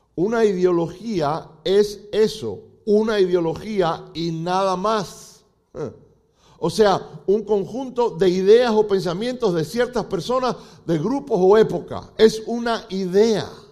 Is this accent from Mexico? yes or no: no; Cuba; now in United States; como decimos los cubanos